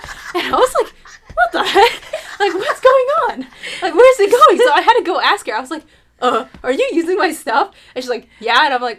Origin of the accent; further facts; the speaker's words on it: United States; I grew up in America.